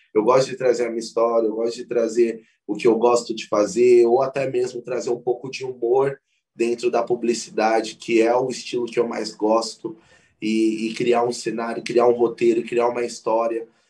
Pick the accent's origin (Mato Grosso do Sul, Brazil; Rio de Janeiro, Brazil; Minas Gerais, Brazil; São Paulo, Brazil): São Paulo, Brazil; tenho 24 anos, sou de São Paulo